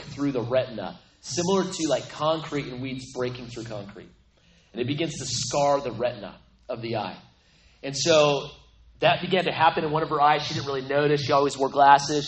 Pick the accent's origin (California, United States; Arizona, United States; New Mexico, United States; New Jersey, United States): New Mexico, United States; Aztec; I grew up in New Mexico, so I'm I'm from New Mexico, the land of enchantment. It's the place, little town called Aztec, only 6,500